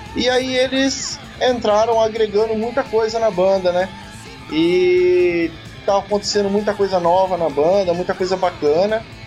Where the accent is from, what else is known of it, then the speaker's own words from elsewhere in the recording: Sorocaba, São Paulo, Brazil; eu que sou de Sorocaba